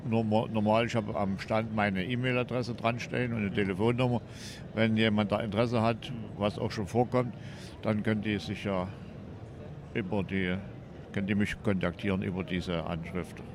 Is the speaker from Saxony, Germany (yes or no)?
yes; Wurzen, Saxony, Germany; Ja, ich bin der …. Ich komme aus Wurzen, bin hier Privataussteller, das ist eine eigene Sammlung.